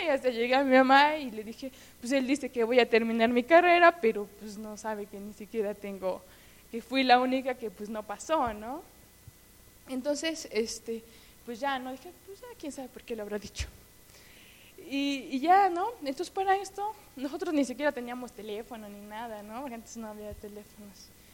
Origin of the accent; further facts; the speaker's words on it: Hermosillo, Hidalgo, Mexico; yo soy de un pueblo que se llama Hermosillo, eh, que está por Actopa, como a hora y media de aquí